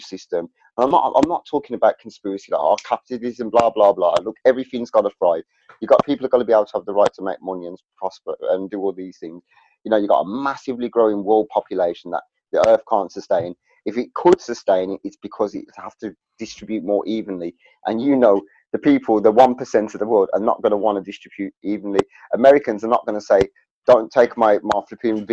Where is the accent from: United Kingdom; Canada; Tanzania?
United Kingdom; England; we're English and we're going to be proud to be English